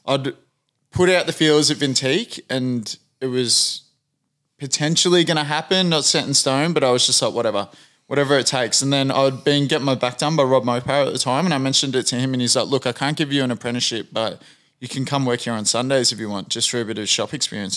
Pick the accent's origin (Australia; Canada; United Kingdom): Australia; a white Australian